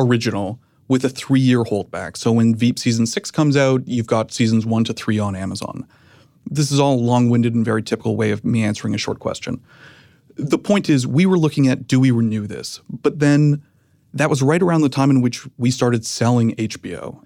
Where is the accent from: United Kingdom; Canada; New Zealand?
Canada; moved away as an adult; now in United States